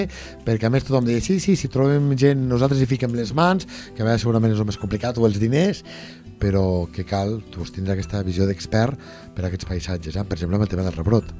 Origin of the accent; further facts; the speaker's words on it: Lleida, Catalonia, Spain; jo sóc de Lleida